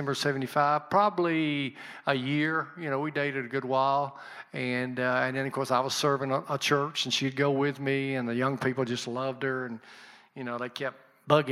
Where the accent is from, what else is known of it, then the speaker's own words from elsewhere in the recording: Birmingham, Alabama, United States; moved away as an adult; now in Milan, United States; I grew up in Birmingham, on the western side of Birmingham, a little community called Fairfield Highlands